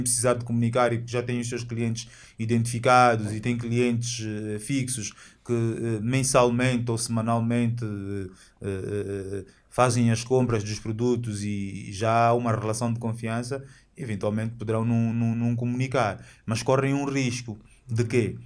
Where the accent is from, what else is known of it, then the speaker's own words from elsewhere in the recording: Angola; Nós temos orgulho de sermos angolanos